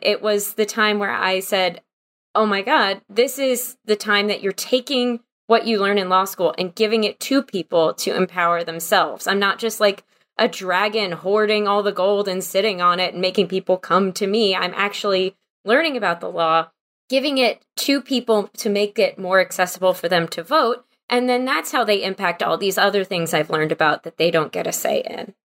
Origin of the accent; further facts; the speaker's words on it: Wichita Falls, Texas, United States; also born or lived in Houston, Texas / Oklahoma; I was born in Houston and raised in North Texas in Wichita Falls